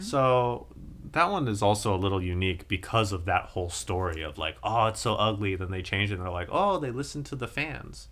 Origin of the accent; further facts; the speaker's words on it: United States; as an American